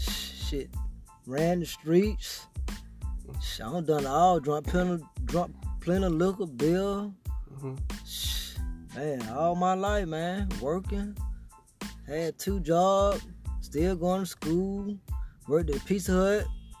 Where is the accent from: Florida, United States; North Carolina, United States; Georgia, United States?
Georgia, United States; Griffin; I'm from Griffin, man.